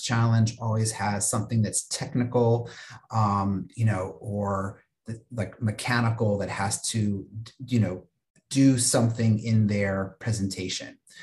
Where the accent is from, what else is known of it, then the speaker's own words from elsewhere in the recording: Virginia, United States; a regional tournament that was held uh, where I grew up in Virginia